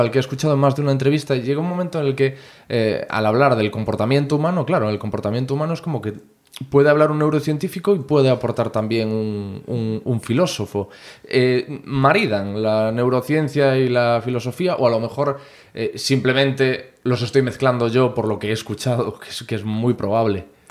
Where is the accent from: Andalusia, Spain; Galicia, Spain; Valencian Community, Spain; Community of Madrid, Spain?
Galicia, Spain; Corcubión; moved away; yo soy de Corcubión, ahora estoy aquí